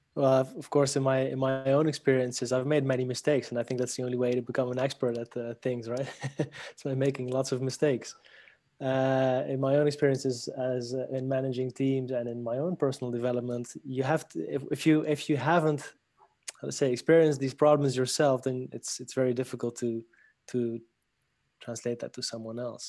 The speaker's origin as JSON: {"language": "English", "town": "Paris", "region": "Île-de-France", "country": "France", "tie": "born or raised there", "also_born_or_lived": "Netherlands", "moved": "yes", "lives_now": "Barcelona, Spain", "said": "I was born in Paris uh, from a Lebanese father, a Dutch Spanish mother. I grew up in Paris and afterwards uh, lived in the Netherlands"}